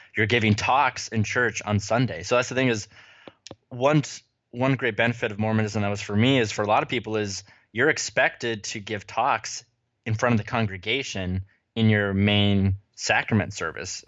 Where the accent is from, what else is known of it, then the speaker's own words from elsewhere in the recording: United States; moved away; also born or lived in California / Utah; I am a child of the West, grew up in California and Utah